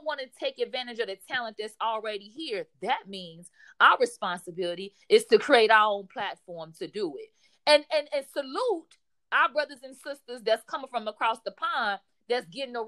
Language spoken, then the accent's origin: English; United States; as an American